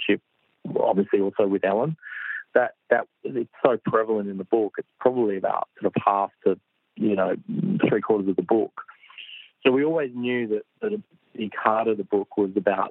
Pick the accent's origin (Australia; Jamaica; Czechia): Australia; I grew up as a kid